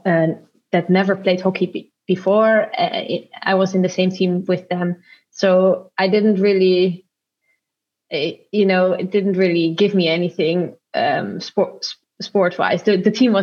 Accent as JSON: {"language": "English", "country": "Netherlands", "tie": "born or raised there", "also_born_or_lived": "Jakarta, Indonesia", "moved": "as an adult", "lives_now": "Zurich, Switzerland", "said": "when I was 3 months old, my mom moved back with me and my sister to raise us in the Netherlands."}